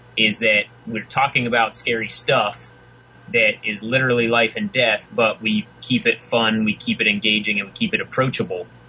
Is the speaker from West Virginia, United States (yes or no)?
yes; West Virginia, United States; moved away as an adult; now in Houston, United States; I was from West Virginia, grew up in the mountains, hunting, fishing, camping, and uh, now I am stuck in Houston